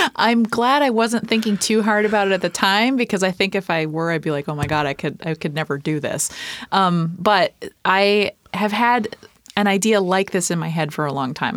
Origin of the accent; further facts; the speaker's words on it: East Coast, United States; moved away as an adult; also born or lived in Minneapolis; now in Tacoma, United States; I grew up on the East Coast.